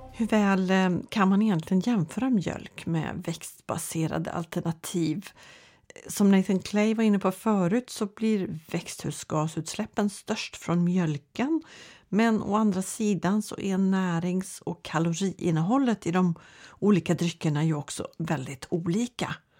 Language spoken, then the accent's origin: Swedish; Sweden; vi svenskar